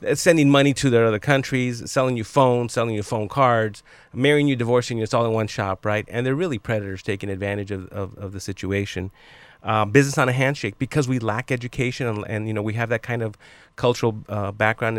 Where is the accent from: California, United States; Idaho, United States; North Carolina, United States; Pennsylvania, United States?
California, United States; Los Angeles; I grew up in East Los Angeles in Boyle Heights